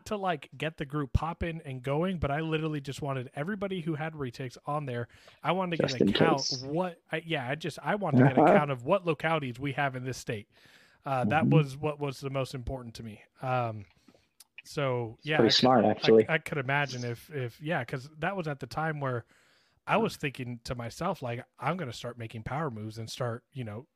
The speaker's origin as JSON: {"language": "English", "region": "Florida", "country": "United States", "also_born_or_lived": "Miami", "said": "I'm from Florida"}